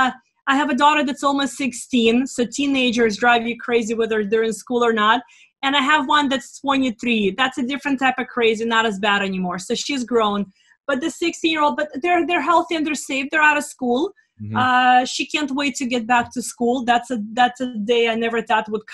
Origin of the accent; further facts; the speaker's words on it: Russia; now in United States; I come from Russia, a socialist regime